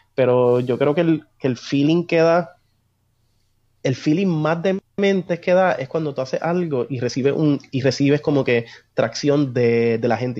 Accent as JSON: {"language": "Spanish", "country": "Puerto Rico", "tie": "born or raised there", "also_born_or_lived": "Buenos Aires, Argentina", "said": "yo me crié aquí, mi, base cultural es puertorriqueña"}